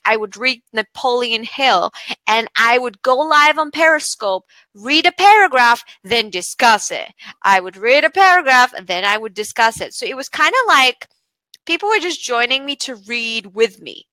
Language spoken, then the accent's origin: English; Bulgaria; moved away as an adult; also born or lived in United Kingdom; I come from Bulgaria, moved to the UK to study law